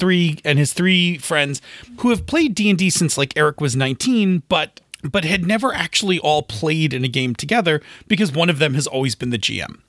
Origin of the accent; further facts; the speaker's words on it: Buffalo, New York, United States; I'm from Buffalo